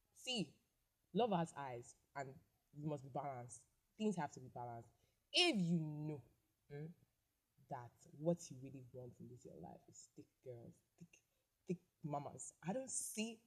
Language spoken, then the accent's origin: English; Nigeria; I live in Nigeria. I am from Nigeria